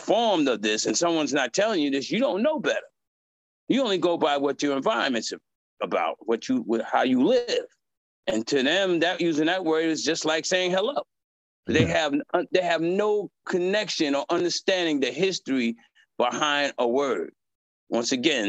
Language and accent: English; New York, United States; moved away as an adult; now in California, United States; I'm from New York, lived there all my life. And I moved to Cali